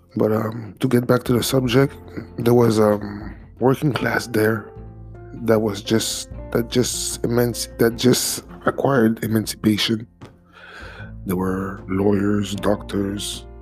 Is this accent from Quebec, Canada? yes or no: yes; Montreal, Quebec, Canada; first language French; English is a second language; also born or lived in Haiti (ancestry); I'm Canadian from Haitian descent